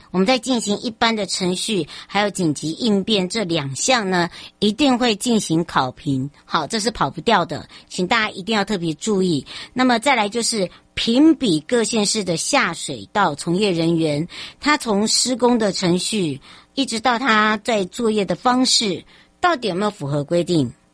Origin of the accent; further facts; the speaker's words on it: Taiwan; 台湾人叫马吉呀